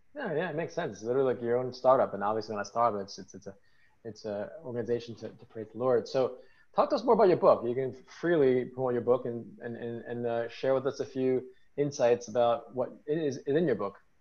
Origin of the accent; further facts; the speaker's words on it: New York City, New York, United States; I'm from New York City